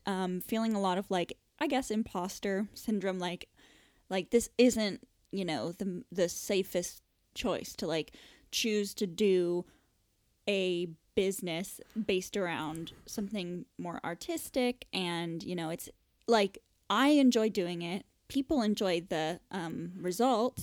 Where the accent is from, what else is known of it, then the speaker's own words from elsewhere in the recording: Florida, United States; moved away as an adult; now in United Kingdom; growing up in Florida